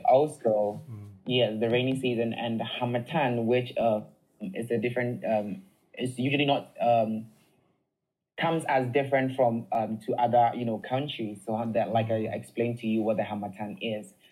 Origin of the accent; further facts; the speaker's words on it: Ghana; I'm from Ghana